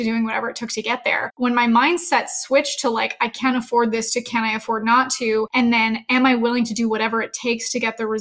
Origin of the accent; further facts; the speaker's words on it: Canada; also born or lived in Edmonton, Alberta; I'm Canadian, so I went to school in Edmonton, Alberta